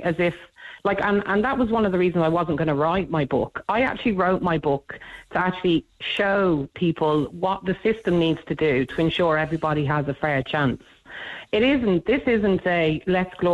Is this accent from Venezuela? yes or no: no; United Kingdom; moved away as an adult; now in Dublin, Ireland; We lived in the UK for years